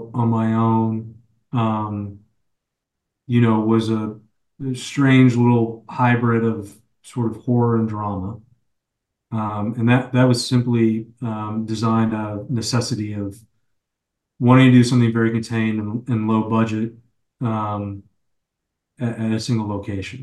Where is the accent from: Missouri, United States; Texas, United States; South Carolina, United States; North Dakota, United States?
Texas, United States; Fort Worth; I grew up in Fort Worth, Texas